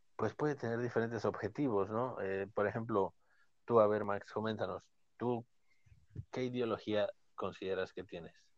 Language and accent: Spanish; Mexico; nosotros somos de México